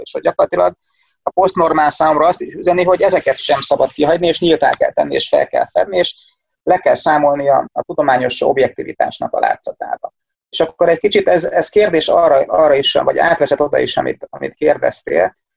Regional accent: Szeged, Csongrád-Csanád, Hungary; also born or lived in Domaszék; Szegeden születtem, itt is élek

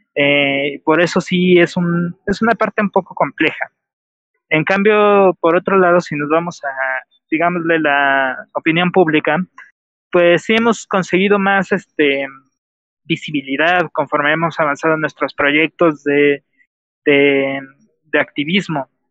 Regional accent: Mexico; soy de México

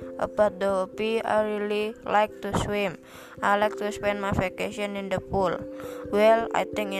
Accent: Semarang, Central Java, Indonesia; I'm 13 years old. I was born in Semarang on July 17, 2007. I'm currently living in Semarang with my parents.

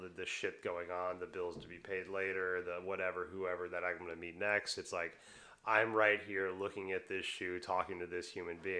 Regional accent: Texas, United States; I'm from Texas, man.

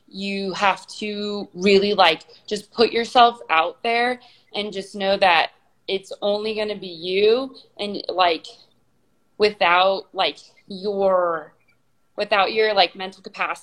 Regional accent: Garden Grove, California, United States; I grew up in California

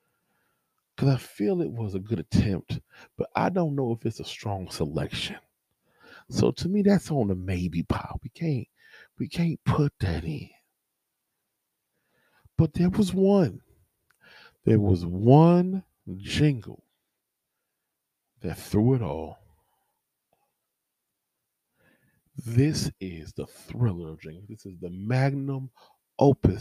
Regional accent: California, United States; I'm from California

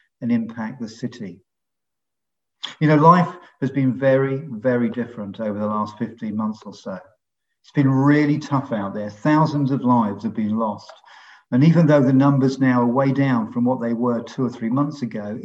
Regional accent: London, United Kingdom; moved away as an adult; now in Long Ashton, United Kingdom; We're originally from London, but we've been in Bristol for just over 40 years now.

